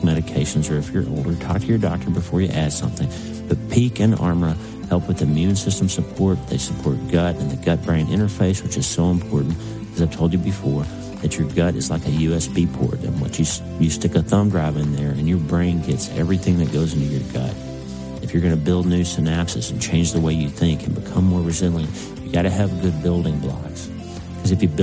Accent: Broken Bow, Oklahoma, United States; moved away as an adult; also born or lived in Pittsburgh; my little hometown, 2,000 people, Broken Bow, Oklahoma

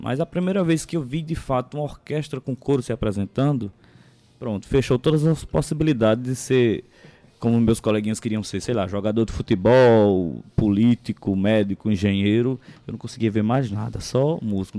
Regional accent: Conceição, Paraíba, Brazil; Eu sou natural de Conceição de Piancó

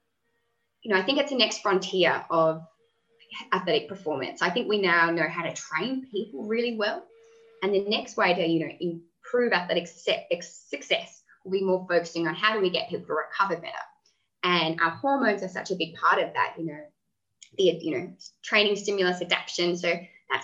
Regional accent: Tasmania, Australia; I grew up in Tasmania

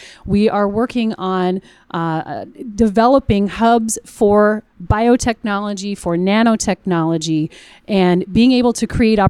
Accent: Iowa, United States; a farm kid growing up in Iowa

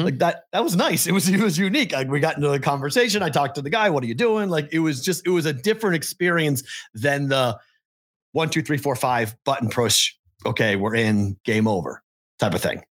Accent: Massachusetts, United States; now in Nevada, United States; Massachusetts, my home state

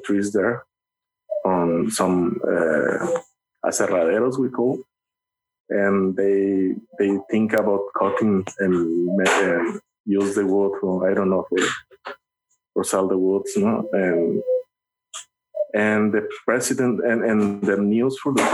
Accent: Cedros Island, Baja California, Mexico; English is a second language; my hometown is like Cedros

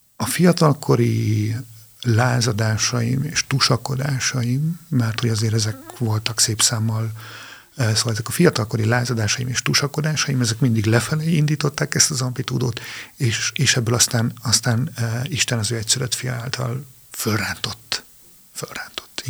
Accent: Transylvania, Arad County, Romania; moved away as an adult; now in Hungary; én Arad megyében egy kis faluban nőttem fel

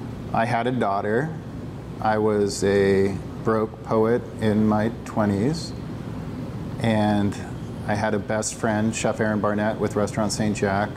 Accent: Philippines; also born or lived in Afghanistan / United States; so my parents were missionaries. I grew up in the Philippines. Before that, in the 80s, my dad had bought a tent and he did evangelistic crusades throughout the United States. Prior to that, we were in Afghanistan when the Russians invaded.

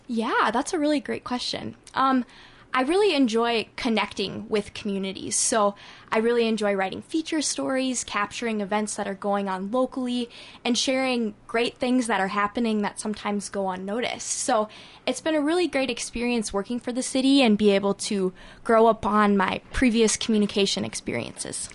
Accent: Cannon Falls, Minnesota, United States; also born or lived in Madison, Wisconsin; I grew up in Cannon Falls my whole life

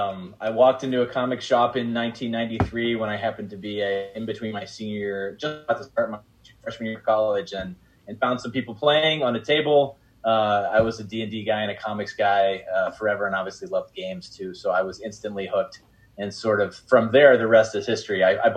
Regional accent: Cleveland, Ohio, United States; born or raised there

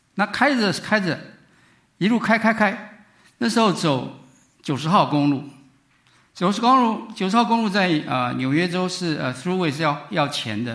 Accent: Taiwan; moved away as an adult; now in United States; 我是从台湾过来， 念书的时候

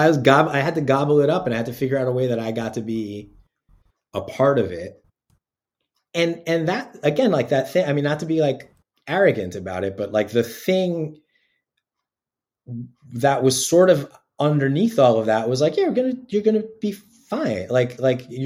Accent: Yonkers, New York, United States; I'm from Yonkers, New York. My family's all from the Bronx

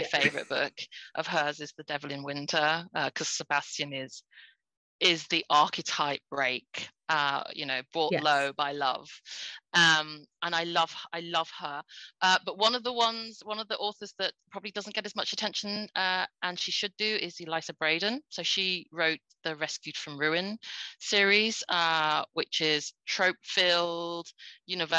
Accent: United Kingdom; I'm British born Chinese.

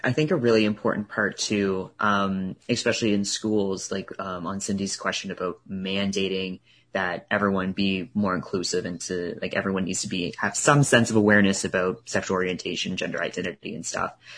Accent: Truro, Nova Scotia, Canada; also born or lived in Halifax; I grew up in Truro

